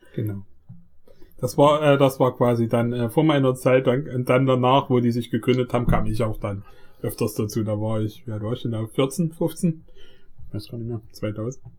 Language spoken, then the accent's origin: German; Vogtland, Saxony, Germany; in der Stadt wo ich aufgewachsen bin, also es ist ein kleiner Ort, so 6000 Leute wohnen hier vielleicht ungefähr im 3000. 3000. 3000 sogar nur. Also es ist wirklich ein kleiner Ort im Vogtland